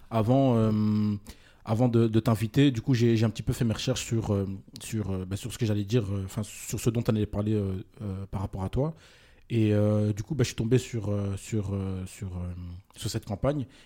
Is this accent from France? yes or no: no; Republic of the Congo; Non, du tout, moi je suis congolais.